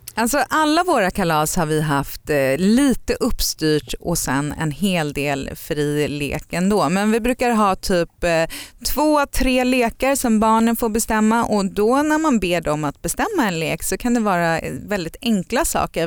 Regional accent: Sweden; moved away as an adult; also born or lived in United States; vi är knäppa svenskar

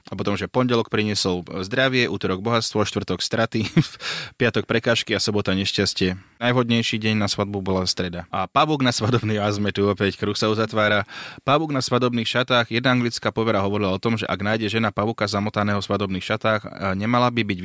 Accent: India; Som z Indie a u nás je to veľmi populárna povera.

